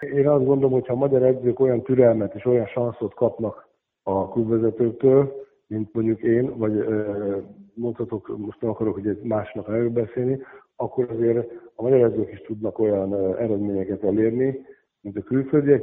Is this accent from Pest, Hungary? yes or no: no; Székesfehérvár, Fejér, Hungary; moved away as an adult; now in Kecskemét, Hungary; Én, én Fehérváron születtem, ugye ott nőttem föl